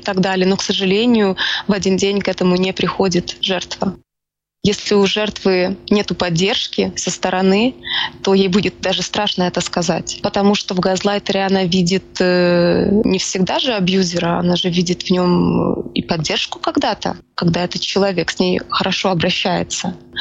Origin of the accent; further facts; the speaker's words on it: Ukraine; Я украинка